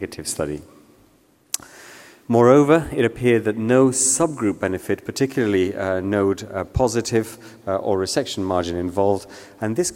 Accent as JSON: {"language": "English", "country": "Peru", "moved": "yes", "lives_now": "United Kingdom", "said": "I'm from Peru"}